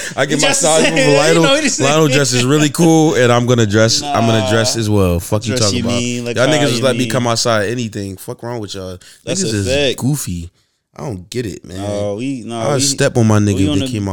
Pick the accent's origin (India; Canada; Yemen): Yemen; I'm from Yemen.